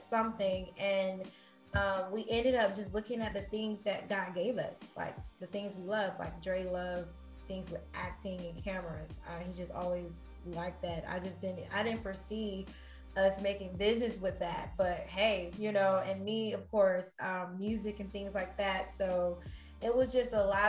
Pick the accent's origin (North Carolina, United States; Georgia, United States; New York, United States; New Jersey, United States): Georgia, United States; moved away; I'm from Georgia, you know, like I was just happy with just, you know, having a home. So humble beginnings